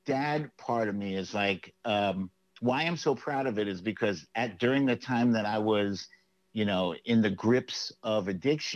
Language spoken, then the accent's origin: English; New York City, New York, United States; Washington Heights, where I grew up. Mm-hmm. I grew up in Inwood on 196th Street